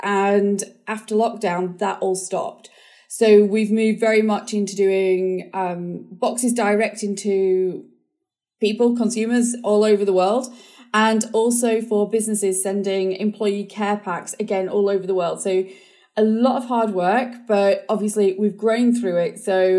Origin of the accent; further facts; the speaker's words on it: New Zealand; I always just sort of remember growing up in New Zealand, the school experiences were really positive, doing homework on the beach